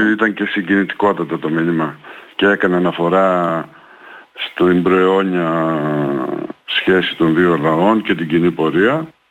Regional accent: Greece; είμαστε τρίτη γενιά και έχουμε γεννηθεί εδώ και είμαστε Έλληνες κατά, ε, κατά την τελειότητα

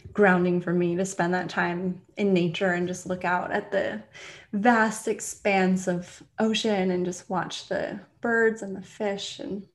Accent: California, United States; also born or lived in London; now in Florida, United States; Currently I'm in Florida. Originally, I'm from California. I've lived all over the US and I've lived in Asia. I was living in London.

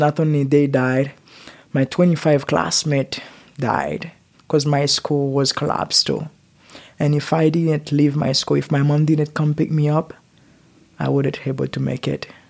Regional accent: Port-au-Prince, Ouest, Haiti; English is a second language; now in Utah, United States; I raised in Haiti and born in Haiti

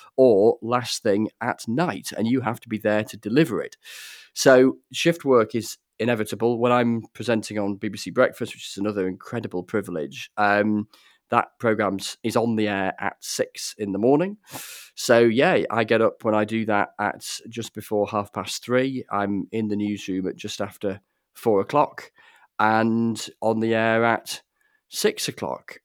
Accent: Grassington, Yorkshire and the Humber, United Kingdom; when I was growing up in Gressington in the Yorkshire Dales.

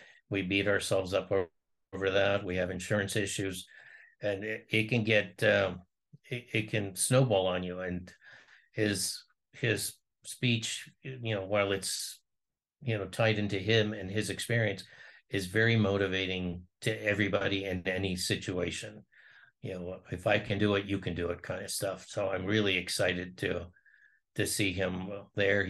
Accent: Ohio, United States; I'm from Ohio

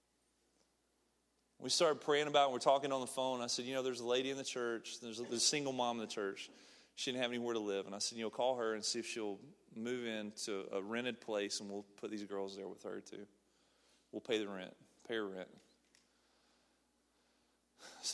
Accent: Snead, Alabama, United States; moved away as an adult; now in Ecuador; I'm from Alabama. I'm from a small town called Sneed, Alabama.

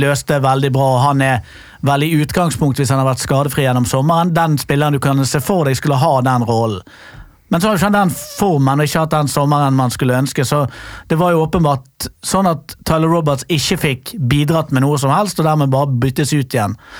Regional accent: Bergen, Vestland, Norway; now in Oslo, Norway; skal jo selvfølgelig da flytte tilbake til Fyllingsdal.

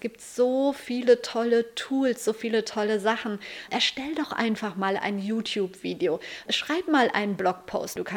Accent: Lüdenscheid, North Rhine-Westphalia, Germany; Ich komme aus Lüdenscheid und da gab es zwei Zeitungen, die Lüdenscheider Rundschau und die Lüdenscheider Nachrichten.

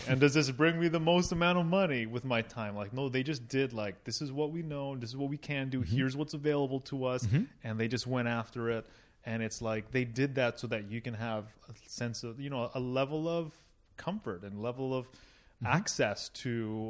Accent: Toronto, Ontario, Canada; born there; I was born in Toronto, and I feel like I'm soft because of it.

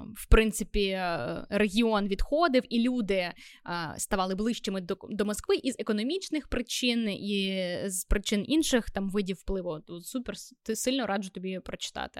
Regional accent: Vinnytsia, Vinnytsia Oblast, Ukraine; я з Вінниці

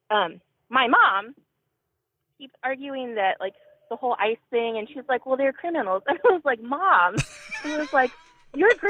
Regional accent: Missouri, United States; I was born in Missouri.

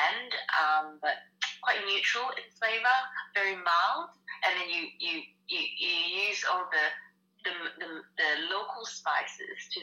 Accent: Malaysia; moved away as an adult; now in Melbourne, Australia; I grew up in Malaysia. I moved over when I was 18

